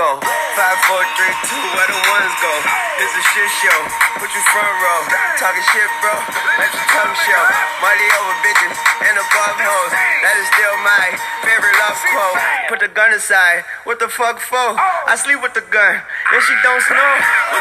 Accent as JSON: {"language": "English", "town": "New York City", "region": "New York", "country": "United States", "moved": "as an adult", "lives_now": "Atlanta, United States", "said": "From Brooklyn, New York, but I moved out here to Atlanta a couple years ago."}